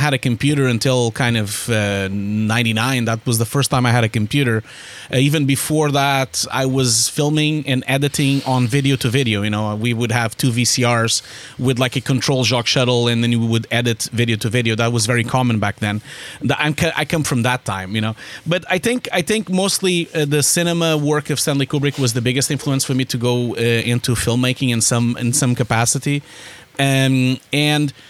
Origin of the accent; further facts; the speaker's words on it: Porto, Norte, Portugal; moved away as an adult; also born or lived in Lisbon, Portugal; I'm Portuguese originally. I was born in Porto and I lived in Lisbon for a long time